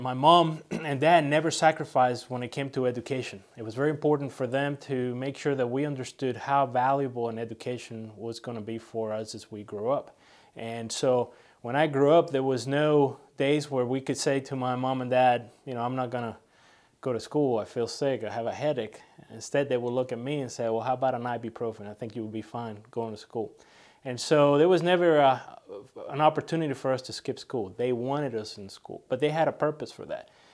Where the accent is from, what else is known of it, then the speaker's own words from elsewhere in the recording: San Juan, Puerto Rico; also born or lived in Cuba (ancestry); now in United States; I was born in San Juan, Puerto Rico, from, uh, par-, Cuban parents who came here to the, uh, States in the nineteen sixties